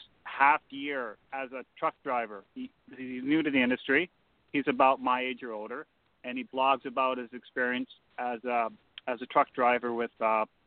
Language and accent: English; Canada; a Canadian truck driver